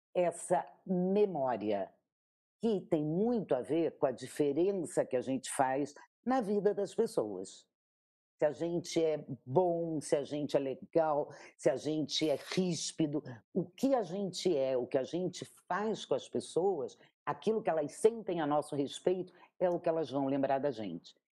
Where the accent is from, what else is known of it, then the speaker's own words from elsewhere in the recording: Rio de Janeiro, Brazil; moved away; eu sou carioca, e eu nasci nessa cidade